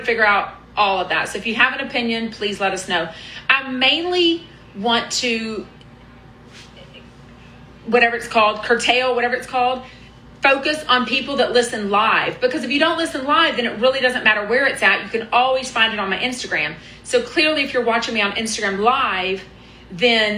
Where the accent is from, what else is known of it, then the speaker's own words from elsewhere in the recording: Houston, Texas, United States; I'm from Houston. I took Spanish from sixth grade all through college